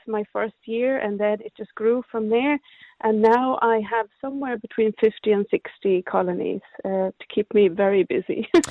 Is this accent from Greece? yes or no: no; Sweden; moved away as an adult; now in Cork, Ireland; I I came from from Sweden about twenty odd years ago